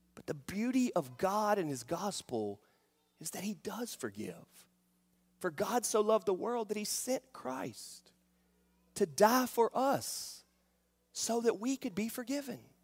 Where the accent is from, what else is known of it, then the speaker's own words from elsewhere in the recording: Charlotte, North Carolina, United States; I grew up in Charlotte, North Carolina